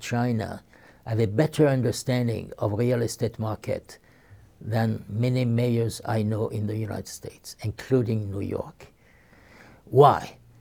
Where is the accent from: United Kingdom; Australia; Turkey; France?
France; Marseille, Provence-Alpes-Côte d'Azur; my hometown, Marseille, was created by Greek traders